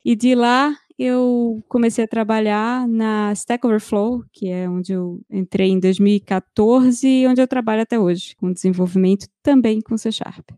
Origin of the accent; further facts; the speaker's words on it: Recife, Pernambuco, Brazil; moved away as an adult; also born or lived in Rio de Janeiro, Brazil; now in São Paulo, Brazil; saí de Recife em 2008